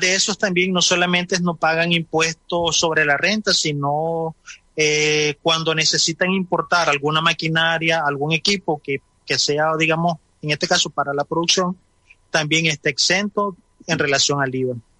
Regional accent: Nicaragua

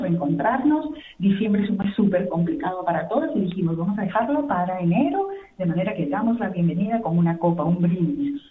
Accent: Mantaro Valley, Junín, Peru; now in Spain; con nuestro país de origen, de las tres fundadoras que somos del Valle del Mantaro, de la provincia de Fausta del departamento de Junín, en Perú

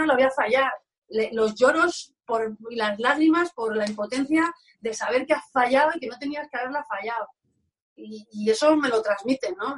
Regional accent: Alcobendas, Community of Madrid, Spain; moved away; also born or lived in Basque Country; me quedo aquí en mi casita, Alcobendas, que me fui muy, muy, muy pronto y ahora estoy disfrutando de, de, mi pueblo y de mi familia

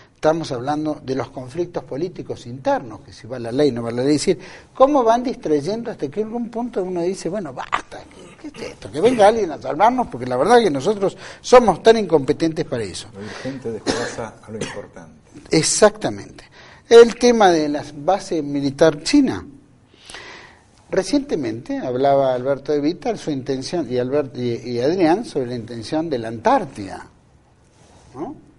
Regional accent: Argentina; como argentinos

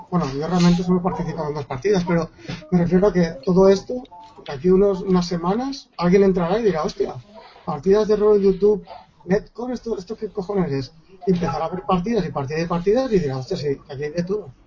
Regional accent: Valencia, Valencian Community, Spain; yo que soy de Valencia, jugar con un gallego, por ejemplo

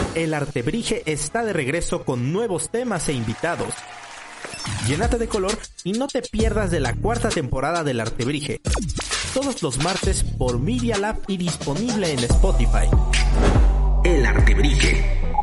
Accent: Mexico; nuestra identidad como mexicanos

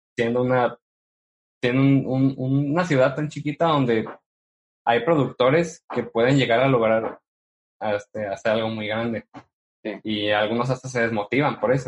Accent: Mexico; siendo mexicano y radicando en una, en una ciudad donde no hay mucho apoyo

